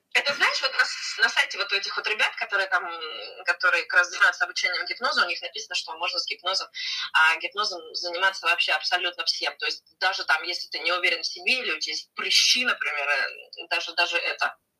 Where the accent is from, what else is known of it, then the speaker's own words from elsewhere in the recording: Siberia, Russia; now in Lima, Peru; я из Сибири